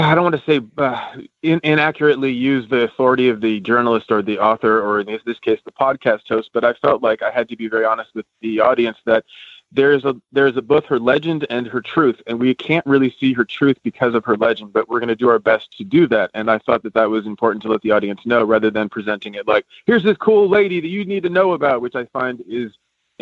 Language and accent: English; Northern California, United States; also born or lived in Los Angeles; now in Oakland, United States; I was brought up in Northern California